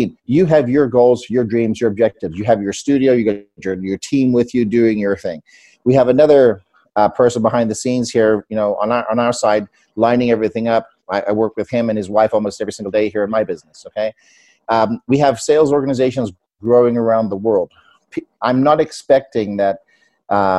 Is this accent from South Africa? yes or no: yes; South Africa; moved away; I'm an immigrant from South Africa